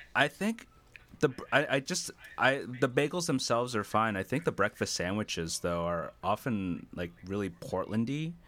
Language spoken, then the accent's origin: English; New Jersey, United States; what I grew up with in New Jersey